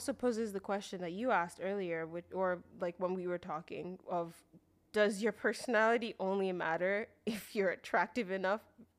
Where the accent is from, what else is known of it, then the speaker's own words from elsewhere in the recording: Nigeria; We're from Nigeria.